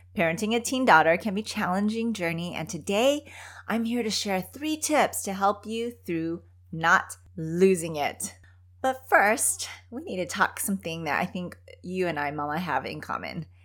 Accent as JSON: {"language": "English", "country": "Philippines", "tie": "born or raised there", "moved": "yes", "said": "how we grew up back in the Philippines"}